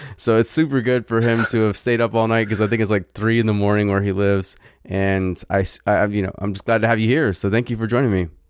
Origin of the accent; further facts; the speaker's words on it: Virginia, United States; I'm from Virginia